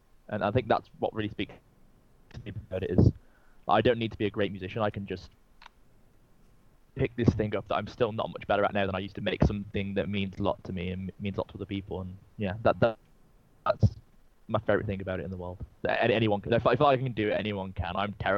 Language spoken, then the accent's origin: English; England, United Kingdom; accent: English; I really like to push my accent a lot, because I get a lot of listeners that aren't from England. I think a lot of people who aren't from England love our accent.